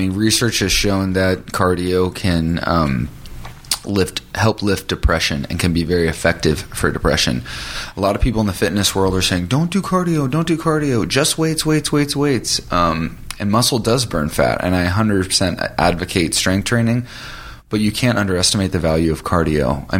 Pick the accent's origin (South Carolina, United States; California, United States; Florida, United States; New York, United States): California, United States; now in Los Angeles, United States; when I first moved to LA, I had $300 in my pocket and I came from Orange County, and it was sink or swim.